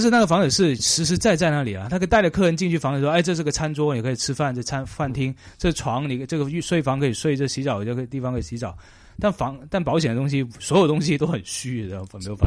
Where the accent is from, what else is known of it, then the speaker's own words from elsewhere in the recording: China; moved away; 我们中国人